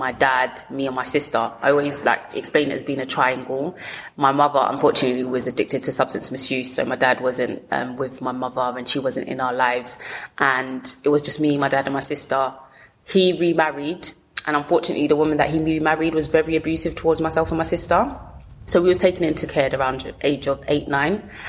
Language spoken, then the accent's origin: English; London, United Kingdom; also born or lived in Lewisham, London; I grew up in Peckham.